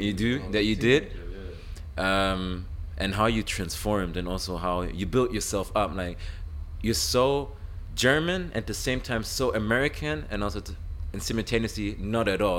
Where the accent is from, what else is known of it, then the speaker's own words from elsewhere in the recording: Cameroon; I'm also Cameroonian